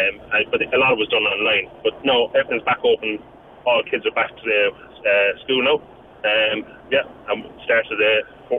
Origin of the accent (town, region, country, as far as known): Crosshaven, Munster, Ireland; now in Perth, Australia